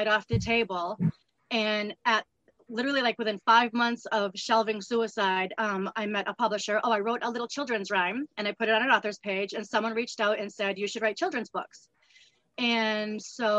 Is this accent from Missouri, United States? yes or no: no; Massachusetts, United States; also born or lived in Southern New Hampshire; now in New Hampshire, United States; I was born and I grew up in Massachusetts, and I've been in Southern New Hampshire the rest of my life.